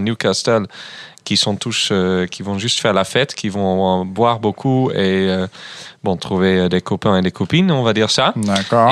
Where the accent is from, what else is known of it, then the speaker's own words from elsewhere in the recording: Groningen, Netherlands; French is a second language; moved away; chez moi, à Groningen, d'où je viens